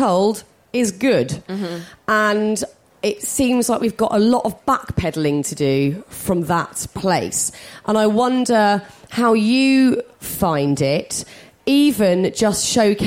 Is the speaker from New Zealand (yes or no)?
no; United Kingdom; we're British